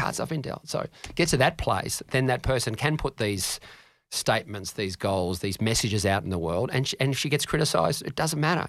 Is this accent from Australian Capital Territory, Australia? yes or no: yes; Canberra, Australian Capital Territory, Australia; I grew up in Ngunnawal